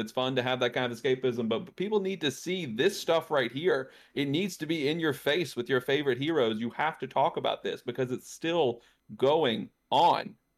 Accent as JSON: {"language": "English", "region": "Louisiana", "country": "United States", "tie": "born or raised there", "said": "my home state, Louisiana"}